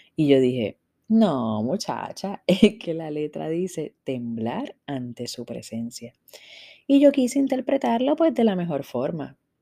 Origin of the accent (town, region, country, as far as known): Puerto Rico